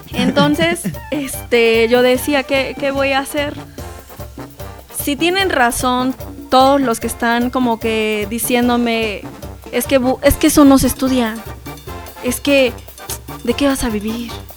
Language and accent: Spanish; Zacapoaxtla, Puebla, Mexico; soy de la sierra, soy Zacapuaxteca